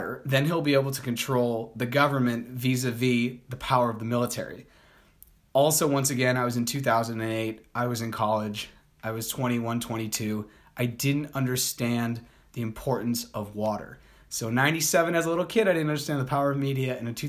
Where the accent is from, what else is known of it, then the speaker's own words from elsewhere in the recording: Colombia; I'm a Colombian also. I was born in Colombia, so I'm not blonde hair, blue eyed, and like 6'6".